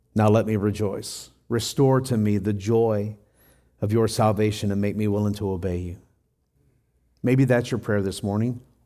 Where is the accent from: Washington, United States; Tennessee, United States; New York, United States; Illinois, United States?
Tennessee, United States; when I was growing up in Tennessee, I was about ten years old